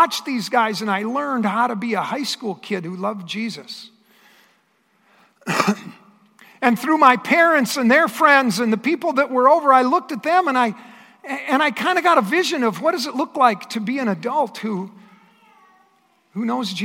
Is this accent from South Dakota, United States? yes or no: yes; Astoria, South Dakota, United States; I grew up in eastern South Dakota, and I grew up in a very small town. The town by the name of Astoria